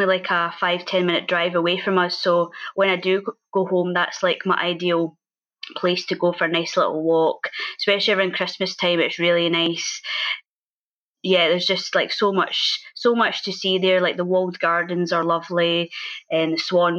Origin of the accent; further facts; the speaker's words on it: Maybole, South Ayrshire, Scotland, United Kingdom; moved away as an adult; also born or lived in Stirling; now in London, United Kingdom; I come from Mabel, which is in South Ayrshire